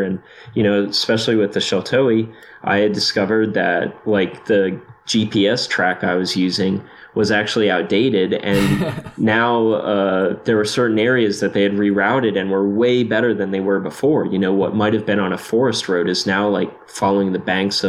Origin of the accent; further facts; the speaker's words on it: Jupiter, Florida, United States; Yeah, I'm from Jupiter, Florida, which is kind of like a sleepy little surfer town on the coast, or at least it used to be.